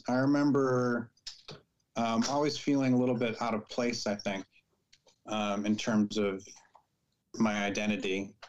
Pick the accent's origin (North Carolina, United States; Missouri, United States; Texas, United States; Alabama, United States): Missouri, United States; also born or lived in Michigan; now in California, United States; Living in California, Spanish is a more common language in some parts than where I grew up in Missouri or in some parts of Michigan.